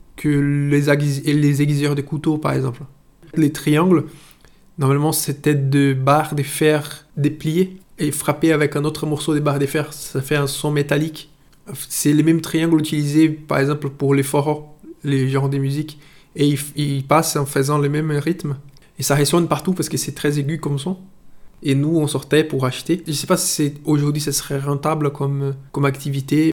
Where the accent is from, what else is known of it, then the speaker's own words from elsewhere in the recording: Itabuna, Bahia, Brazil; French is a second language; moved away as an adult; now in France; j'ai 38 ans, je suis brésilien et je vis en France depuis 4 ans